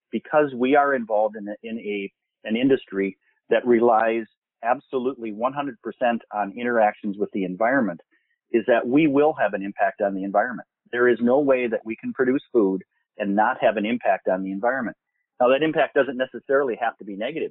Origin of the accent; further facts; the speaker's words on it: Minnesota, United States; I'm from Minnesota